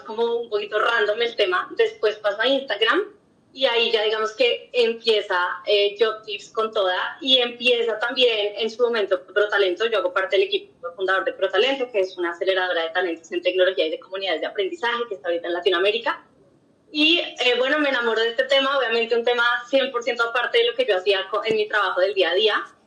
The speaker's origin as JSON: {"language": "Spanish", "region": "Bogotá", "country": "Colombia", "tie": "born or raised there", "also_born_or_lived": "Oxford", "said": "soy también bogotana, em, también estudié todo en Colombia, colegio, universidad"}